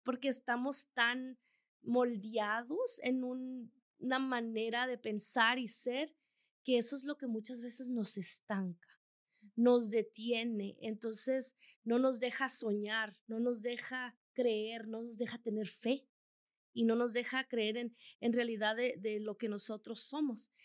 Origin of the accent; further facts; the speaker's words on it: El Salvador; also born or lived in Chihuahua, Mexico; now in Colorado, United States; Yo soy salvadoreña, por cierto, pero con corazón mexicano y más chihuahuense